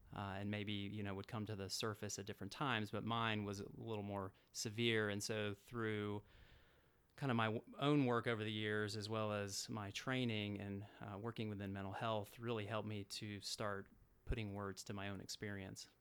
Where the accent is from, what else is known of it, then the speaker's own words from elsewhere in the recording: Atlanta, Georgia, United States; moved away; I grew up in Atlanta, Georgia